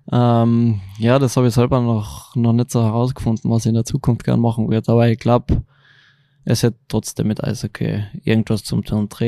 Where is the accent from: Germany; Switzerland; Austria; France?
Austria; Klagenfurt, Carinthia; Na, Klagenfurt. Auch. Klagenfurt. Ja.